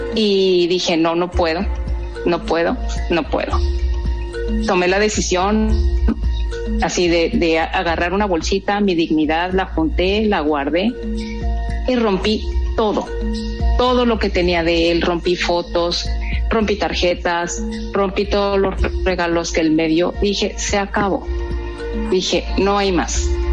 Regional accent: Guadalajara, Jalisco, Mexico; now in Mexicali, Mexico; soy de Guadalajara, ya adoptada como cachanilla, ya soy cachanilla

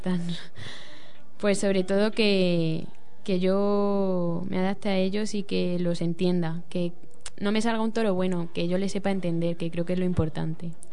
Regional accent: Toledo, Castilla-La Mancha, Spain; soy de Toledo

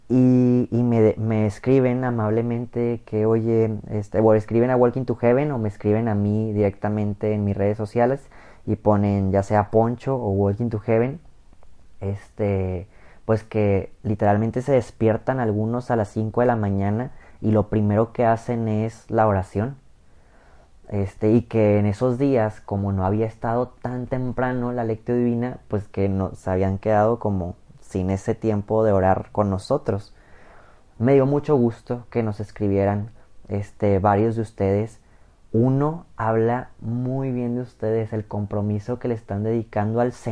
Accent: Mexico; La mayoría de los que escuchan este canal somos mexicanos

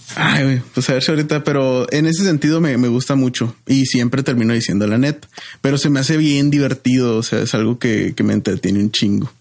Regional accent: Ciudad Juárez, Chihuahua, Mexico; sí soy de Juárez

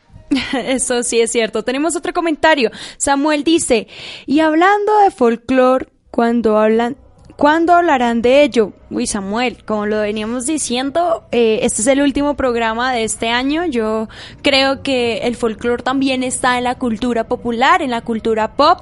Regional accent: Líbano, Tolima, Colombia; yo soy de Lady de Tolima

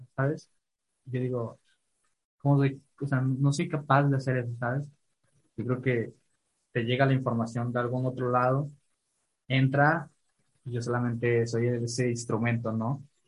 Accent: Ciudad Valles, San Luis Potosí, Mexico; yo soy de Valles

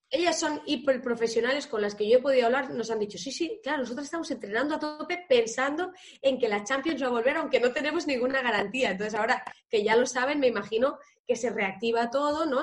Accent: Tarragona, Catalonia, Spain; soy de Tarragona

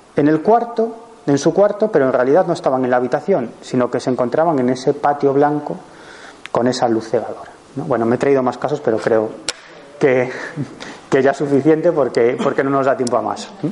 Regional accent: Galicia, Spain; yo soy gallego

